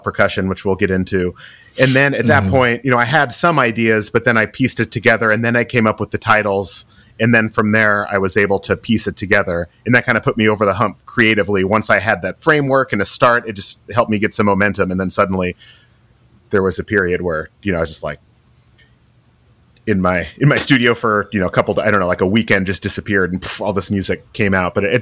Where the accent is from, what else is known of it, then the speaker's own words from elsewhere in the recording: the Northwest, Pacific Northwest, United States; growing up in the Northwest, spending time hiking and skiing.